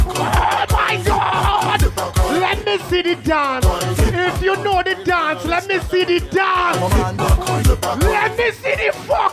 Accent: Carriacou, Carriacou and Petite Martinique, Grenada; Well, I is a Kaya. I'm from Caracou.

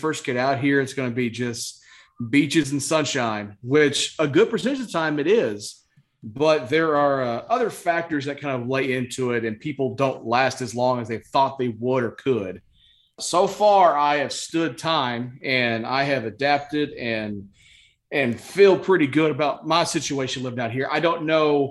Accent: Winchester, Kentucky, United States; moved away; I'm originally from Kentucky. I'm from a town called Winchester, which is right outside Lexington

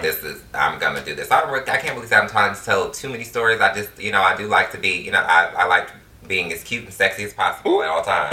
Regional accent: Detroit, Michigan, United States; it was actually fun growing up in Detroit. Like, some of my best childhood memories, I can just go back to just growing up, being a kid in the inner city in Detroit

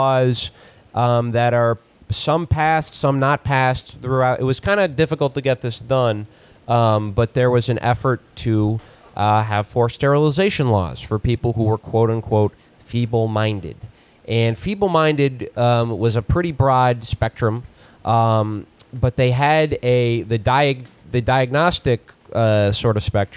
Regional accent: Virginia, United States; moved away; Virginia, my home state originally

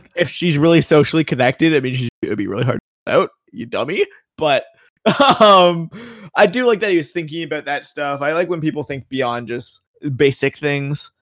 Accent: Canada; I am Canadian

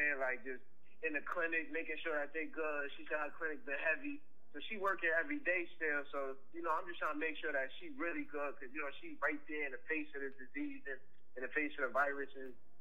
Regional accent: New York City, New York, United States; I'm from Queens.

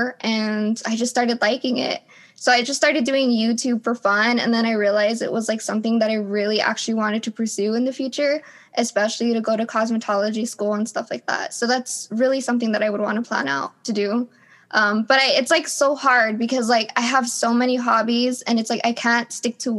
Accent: The Valley, South Texas, United States; I'm from The Valley, or, like, South Texas, or close to San Antonio

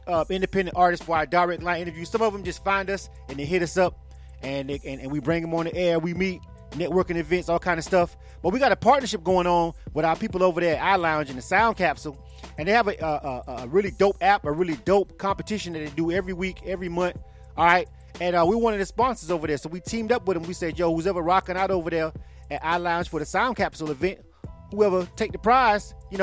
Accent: Florida, United States; now in Atlanta, United States; I'm from Florida myself

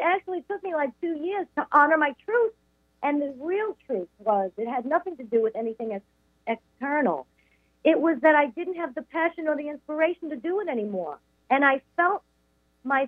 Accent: Long Island, New York, United States; also born or lived in Brooklyn, New York; I was raised on Long Island

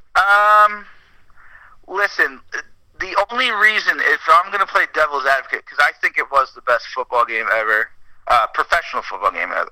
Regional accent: Nassau County, New York, United States; moved away as an adult; now in Medford, United States; I am a New Yorker forever

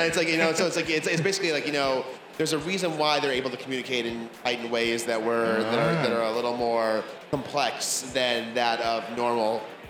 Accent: Bay Area, California, United States; We're both from the Bay Area.

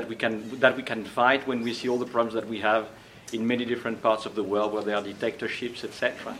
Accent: Aix-en-Provence, Provence-Alpes-Côte d'Azur, France; moved away as an adult; now in Brazil; Yes, I'm French from Aix-en-Provence.

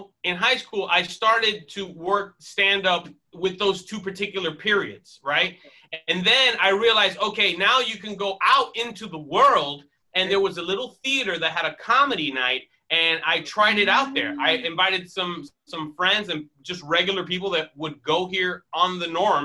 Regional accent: Miami, Florida, United States; moved away; I am originally from Miami, Florida

